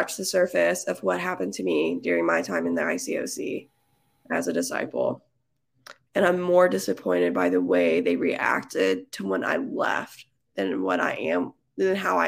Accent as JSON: {"language": "English", "region": "Texas", "country": "United States", "said": "I'm from Texas"}